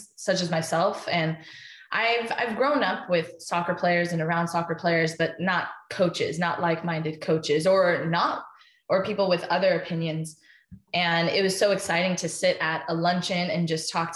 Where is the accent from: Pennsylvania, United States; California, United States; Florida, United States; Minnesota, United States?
California, United States; Anaheim; growing up in Anaheim